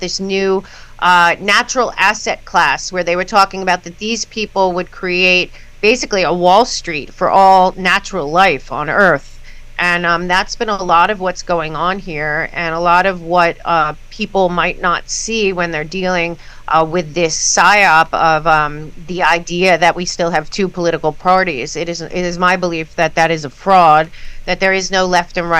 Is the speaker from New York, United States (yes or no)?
yes; New York City, New York, United States; moved away as an adult; now in Florida, United States; I had to leave New York City after a whole life basically being a New Yorker. I moved a month and a half ago to Florida